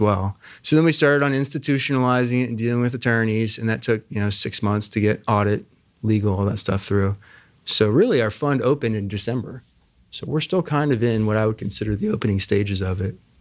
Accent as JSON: {"language": "English", "town": "Plain City", "region": "Ohio", "country": "United States", "tie": "born or raised there", "also_born_or_lived": "Oxford, Ohio / Chicago", "said": "I grew up out in Plain City"}